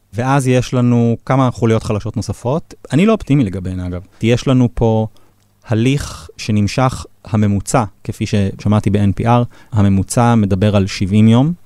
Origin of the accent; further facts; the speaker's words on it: Israel; לנו כישראלים